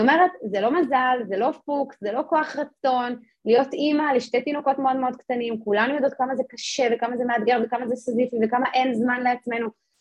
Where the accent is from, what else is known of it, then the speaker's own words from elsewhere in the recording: Jerusalem, Jerusalem District, Israel; אני גדלתי בירושלים